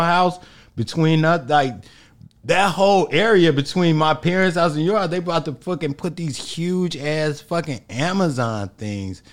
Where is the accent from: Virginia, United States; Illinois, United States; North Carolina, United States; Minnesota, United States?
Illinois, United States; Chicago; I'm from the South Side